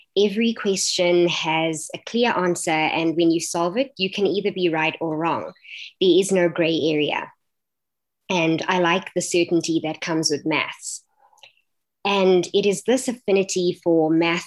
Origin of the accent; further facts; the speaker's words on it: Johannesburg, Gauteng, South Africa; I am from Bedford View, Johannesburg. I was born and raised here.